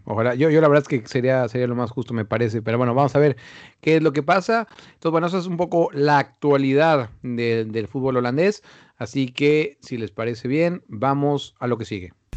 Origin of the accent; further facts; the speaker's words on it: Mexico; yo soy mexicano y, quiero mucho mi país